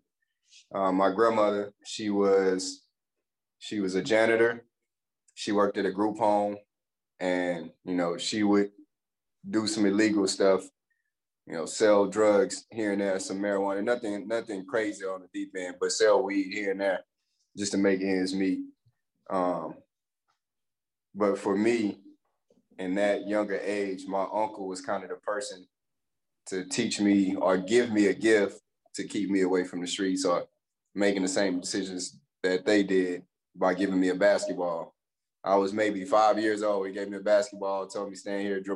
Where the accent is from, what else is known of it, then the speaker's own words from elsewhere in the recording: Pineville, Louisiana, United States; moved away; also born or lived in DeRidder, Louisiana; I grew up in Palmville, Louisiana